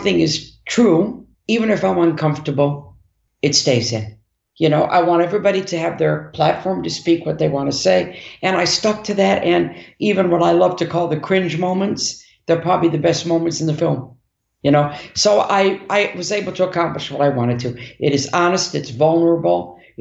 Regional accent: Detroit, Michigan, United States; we're from Detroit

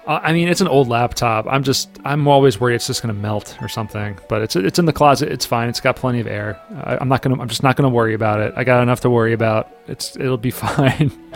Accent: Wilmington, Delaware, United States; we're from Wilmington

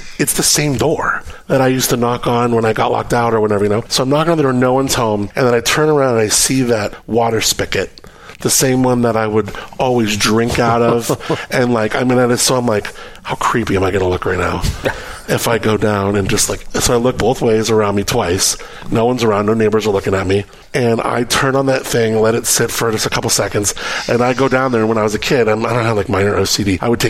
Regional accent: Southern California, United States; I grew up in Southern California, a city called Gore Hills.

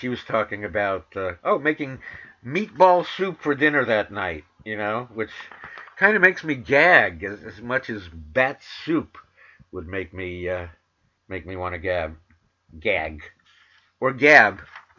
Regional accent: New York City, New York, United States; I'm from Manhattan, the Bronx, and Queens, but I learned that I could put R's where they belong and take R's away from where they don't belong.

